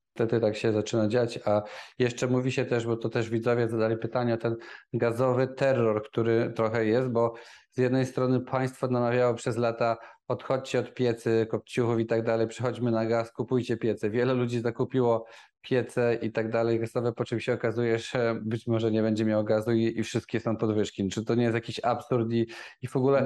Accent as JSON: {"language": "Polish", "town": "Nowy Sącz", "region": "Lesser Poland", "country": "Poland", "said": "ja też pochodzę z Nowego Sącza"}